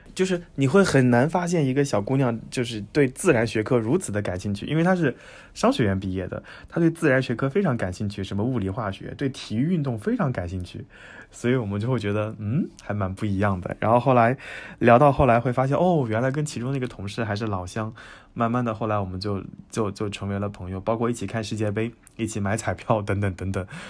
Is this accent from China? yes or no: yes; China; 只有我一个中国人